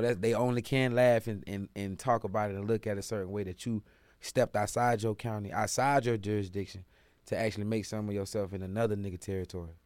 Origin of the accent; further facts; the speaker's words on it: Jacksonville, Florida, United States; now in Atlanta, United States; for my city, my state, I love Florida, Del 904